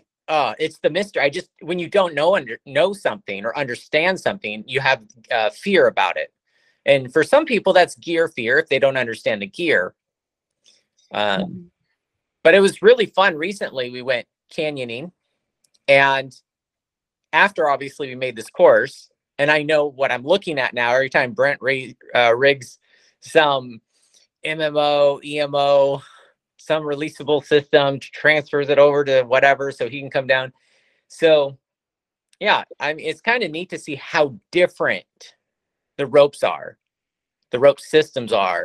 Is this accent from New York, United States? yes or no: no; California, United States; moved away as an adult; now in Redmond, United States; I am from California. I'm living in Redmond, Washington now